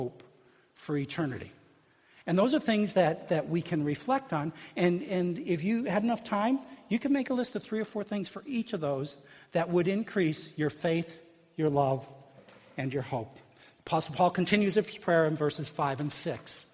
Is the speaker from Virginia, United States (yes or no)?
no; Illinois, United States; growing up in Illinois